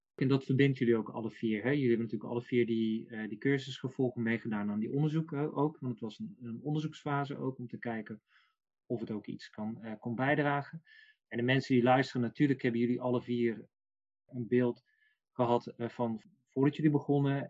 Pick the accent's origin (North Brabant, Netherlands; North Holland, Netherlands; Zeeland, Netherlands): North Brabant, Netherlands; ik ben Brabander